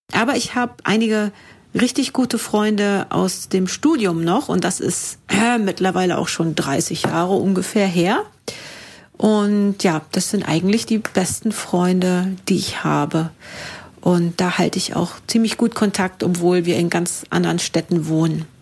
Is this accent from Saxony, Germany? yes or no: no; Thuringia, Germany; now in Munich, Germany; in München, wo ich wohne. Ursprünglich komme ich aber aus Thüringen